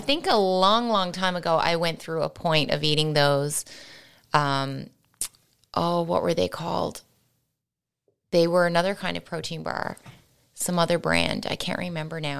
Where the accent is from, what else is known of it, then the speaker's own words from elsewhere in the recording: St. John's, Newfoundland and Labrador, Canada; moved away; growing up in Saint John's